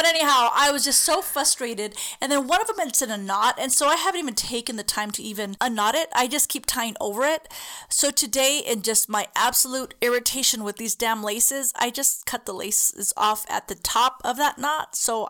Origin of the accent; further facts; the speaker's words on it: El Cajon, California, United States; I'm from Cachon.